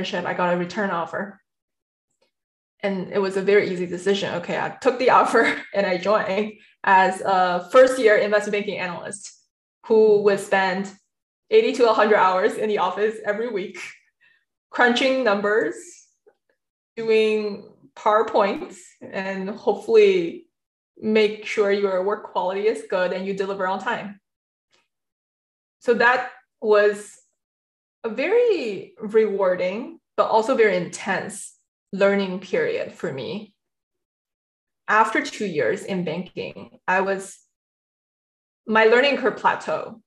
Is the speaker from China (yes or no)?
yes; China; also born or lived in central China / east coast of China; a typical Chinese kids growing up in China first in a third tier city, which is huge.